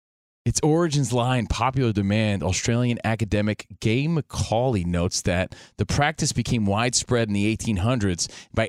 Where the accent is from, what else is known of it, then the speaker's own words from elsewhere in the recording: Union, New Jersey, United States; now in Los Angeles, United States; just a kid from Union, New Jersey, out here running the streets, the mean streets of L.A.